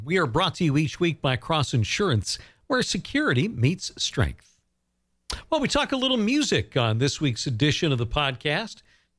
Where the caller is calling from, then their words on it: Bangor, Maine, United States; We're in Bangor, Maine.